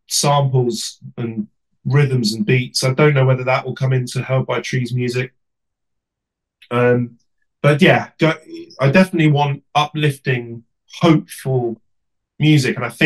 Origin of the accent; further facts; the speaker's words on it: England, United Kingdom; as an Englishman